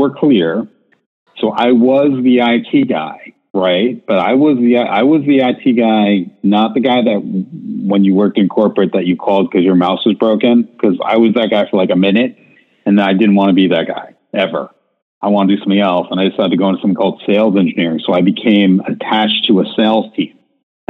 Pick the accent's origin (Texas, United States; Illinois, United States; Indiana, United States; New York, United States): New York, United States; I'm from New York